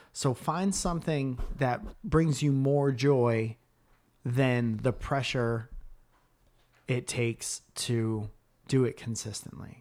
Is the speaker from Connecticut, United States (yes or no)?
yes; Stratford, Connecticut, United States; where I grew up in Stratford, Connecticut